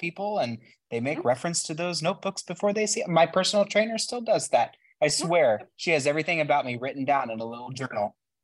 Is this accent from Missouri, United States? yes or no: yes; Kansas City, Missouri, United States; we're from Kansas City